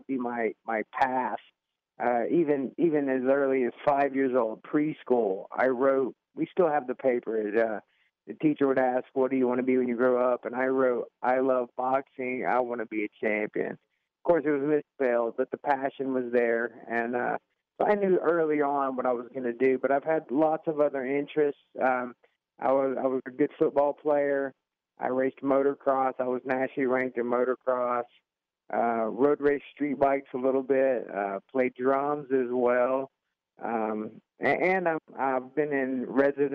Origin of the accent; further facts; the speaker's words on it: Atlanta, Georgia, United States; I grew up in Southwest Atlanta